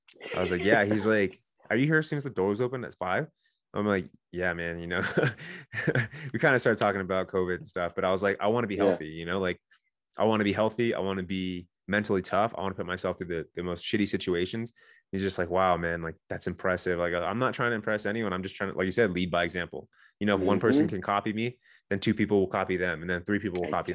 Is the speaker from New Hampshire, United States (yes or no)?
no; San Diego, California, United States; I'm from Southern California, I'm from San Diego where the SEALs train.